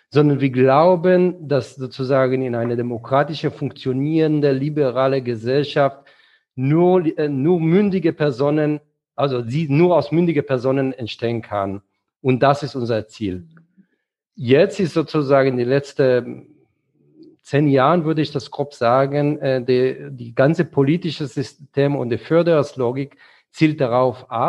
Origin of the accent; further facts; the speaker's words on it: Frankfurt, Hesse, Germany; Bei politischer Bildung und dann als Frankfurter beziehe ich mich sehr gerne auf äh, Adorno und die Frankfurter Schule.